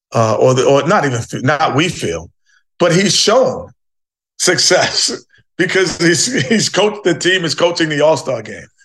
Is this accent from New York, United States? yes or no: yes; New York City, New York, United States; Growing up in New York City, you're, you're, you're a melting pot of people, cultures, and, and, and religions